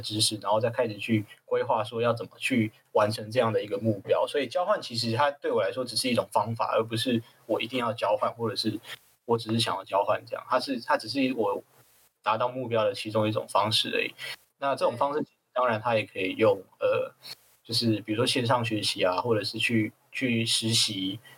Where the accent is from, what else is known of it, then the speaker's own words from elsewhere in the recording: Tainan, Taiwan; moved away as an adult; also born or lived in Kinmen; 我自己从，从小本身是在台南土生土长长大搏的斗这样